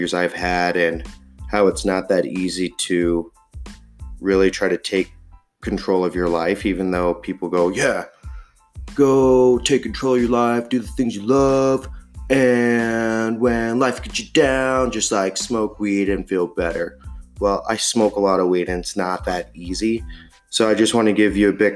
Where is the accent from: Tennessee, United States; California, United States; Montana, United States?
Montana, United States; I am born and raised in Montana